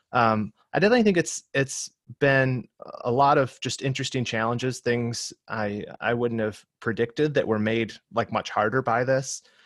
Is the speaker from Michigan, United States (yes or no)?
yes; Michigan, United States; moved away as an adult; now in Southern California, United States; I'm from Michigan originally, uh, but my wife and I moved out here to Southern California to attend seminary about six or seven years ago